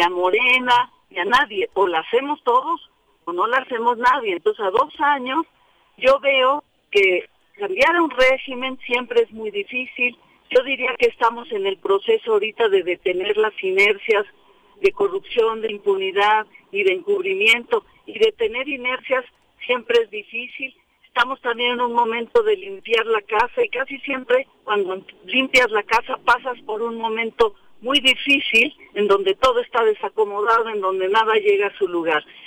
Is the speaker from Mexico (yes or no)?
yes; Mexico City, Mexico; Yo nací en la Ciudad de México.